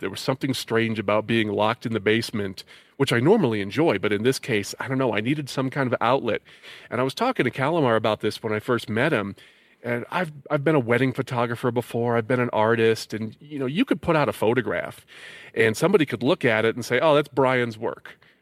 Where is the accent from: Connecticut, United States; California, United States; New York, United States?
Connecticut, United States; moved away; I'm from Connecticut